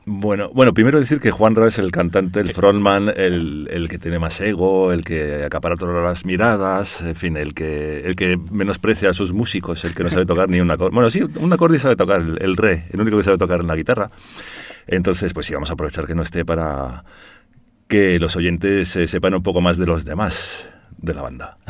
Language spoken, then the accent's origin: Spanish; Brussels, Brussels-Capital Region, Belgium; moved away as an adult; now in Spain; padre holandés, pero nací en Bruselas y de madre malagueña, de madre ah, española.